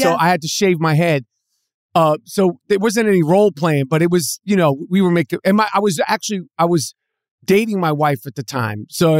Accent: New York City, New York, United States; I mean, I'm from New York City.

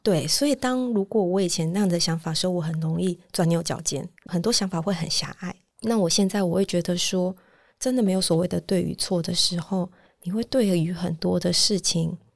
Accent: Taiwan; 因为我是土生土长在台湾长大，所以我受的教育就是比较像是一切好像都追求一个标准答案

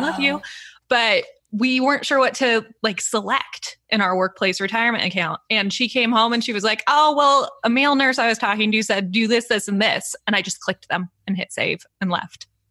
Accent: San Diego, California, United States; moved away; also born or lived in Santa Barbara; I grew up in San Diego

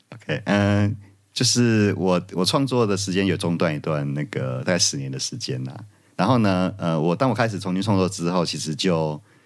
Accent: Kaohsiung, Taiwan; moved away; 身为高雄人

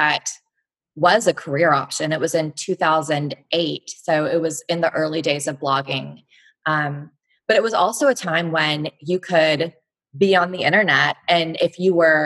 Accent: Fort Worth, Texas, United States; also born or lived in Missouri; now in Austin, United States; I'm from Texas. I'm from Fort Worth

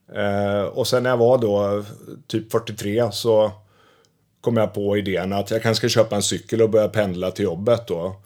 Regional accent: Västervik, Kalmar County, Sweden; moved away; jag kommer från Småland, från Västervik och när jag växte upp då

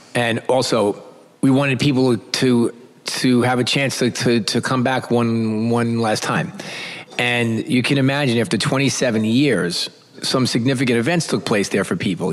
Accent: New York City, New York, United States; I'm from New York City

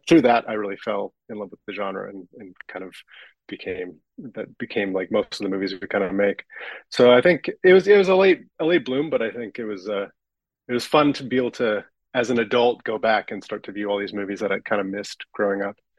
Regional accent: Vancouver, British Columbia, Canada; I'm from Vancouver

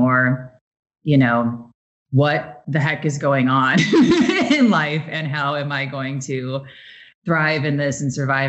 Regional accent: Midwest, United States; moved away as an adult; also born or lived in Chicago; now in New York, United States; I'm from the Midwest, so it's Tara where I'm from

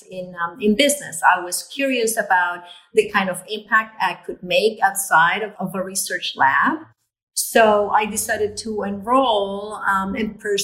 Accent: Puerto Rico; I was born in Puerto Rico, and I'm a daughter of immigrants

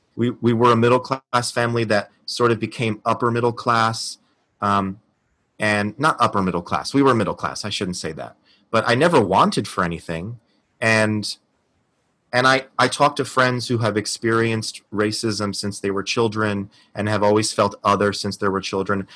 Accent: New Jersey, United States; now in New York, United States; I was born and raised in New Jersey by a Spanish mother and a Portuguese father.

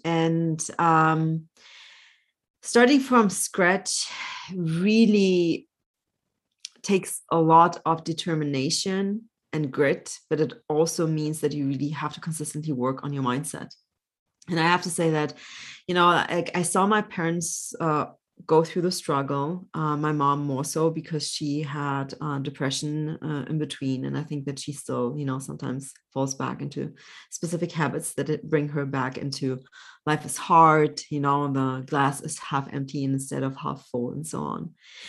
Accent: Germany; also born or lived in Poland; So I was born in Poland, but grew up mostly in Germany. When I was 4.5, my parents had to flee Poland.

